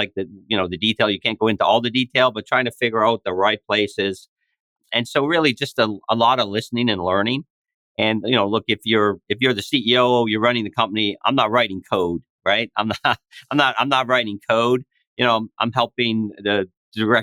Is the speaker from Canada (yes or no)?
yes; East Coast Canada, Atlantic Canada, Canada; moved away as an adult; now in United States; I grew up in East Coast Canada in a small town